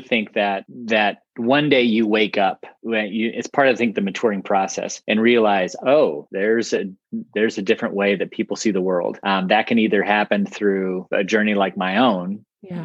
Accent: Ohio, United States; I grew up up in Ohio, you know, kind of mid Midwest

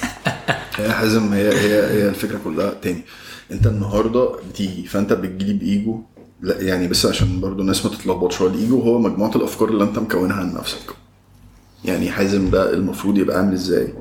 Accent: Egypt; عندنا في مصر إن إحنا اتربينا في بيوت

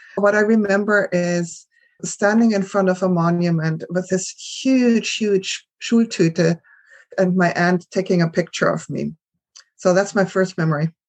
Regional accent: Germany; moved away; I grew up in Germany

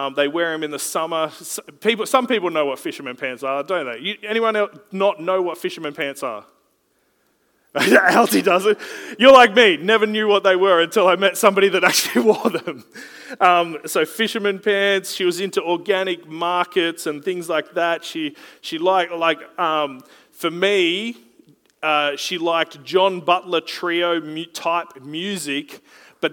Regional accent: Gold Coast, Queensland, Australia; I was from the Gold Coast.

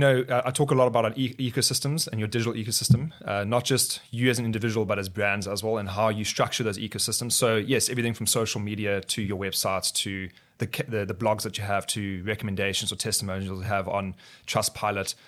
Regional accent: Botswana; also born or lived in South Africa; now in Cape Town, South Africa; I grew up in Botswana. My parents, uh, moved to Botswana when we, when I was two years old

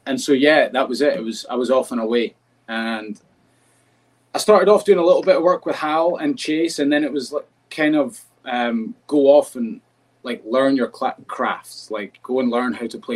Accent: United Kingdom; now in United States; being a Brit and not growing up with baseball

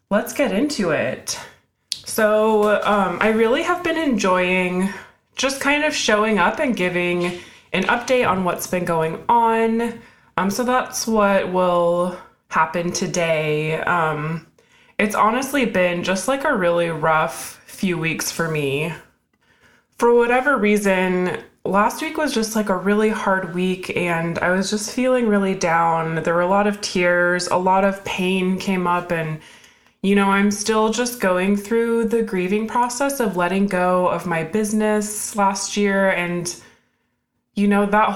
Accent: Alaska, United States; now in Seattle, United States; I grew up in Alaska

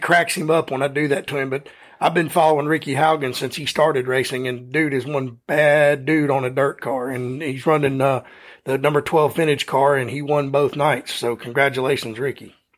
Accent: United States; we're all American here

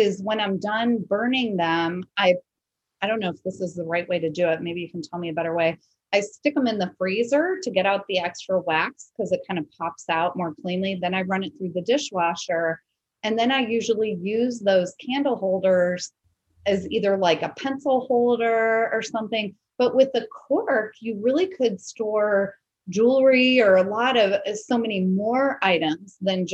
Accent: Wilmette, Illinois, United States; moved away; also born or lived in Glencoe, Illinois; I'm from Chicago.

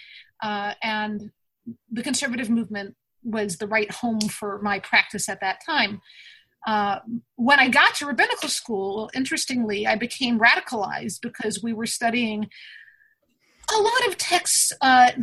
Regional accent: Dutchess County, New York, United States; I grew up in Dutchess County, surrounded by trees and streams

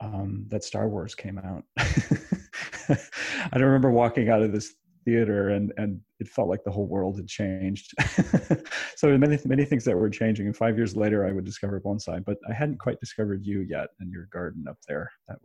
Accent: Ithaca, New York, United States; But I grew up down in Ithaca

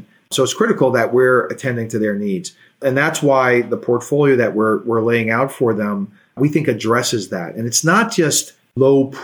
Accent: New York City, New York, United States; I grew up in Brooklyn.

